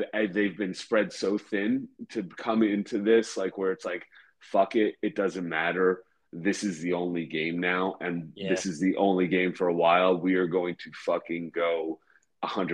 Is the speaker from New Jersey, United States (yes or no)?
yes; New Jersey, United States; I'm an American in New Jersey